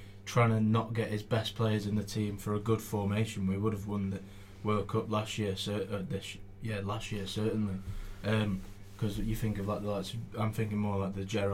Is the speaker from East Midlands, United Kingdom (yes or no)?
no; North West England, United Kingdom; accent: northwesterly; my northwesterly accent